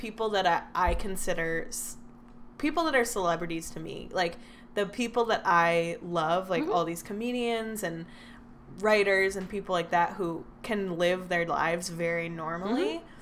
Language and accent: English; Wauwatosa, Wisconsin, United States; born or raised there; now in Los Angeles, United States